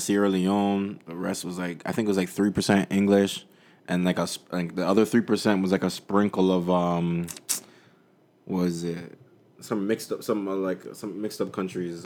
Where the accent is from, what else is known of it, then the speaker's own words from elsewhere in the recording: Jamaica; I'm Jamaican